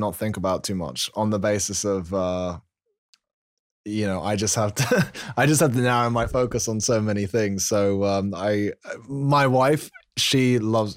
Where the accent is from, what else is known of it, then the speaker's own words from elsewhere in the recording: London, United Kingdom; now in York, United Kingdom; I'm from London originally, but like now we live sort of in the north, near York, in the UK.